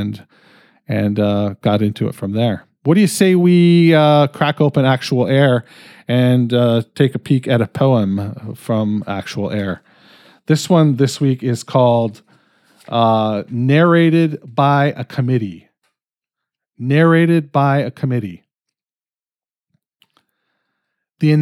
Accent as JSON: {"language": "English", "country": "Canada", "said": "I'm fucking Canadian"}